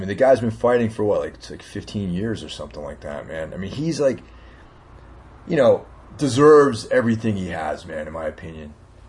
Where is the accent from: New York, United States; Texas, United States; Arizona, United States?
New York, United States; Carmel; Carmel, New York. Lake Carmel. You know, it's not too, you know, about an hour and a half outside the city. Nice little town. It's on the Hudson River